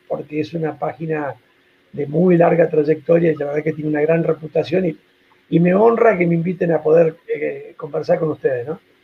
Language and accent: Spanish; Argentina